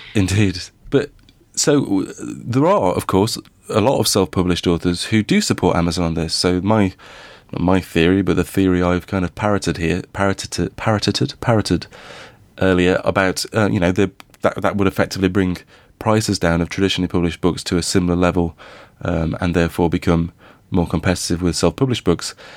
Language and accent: English; Midlands, United Kingdom; I grew up in the Midlands.